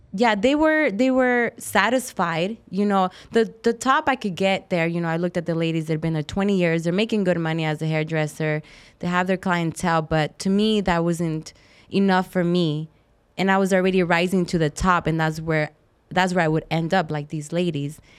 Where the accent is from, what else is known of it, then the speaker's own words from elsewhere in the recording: Tucson, Arizona, United States; moved away; I grew up in Tucson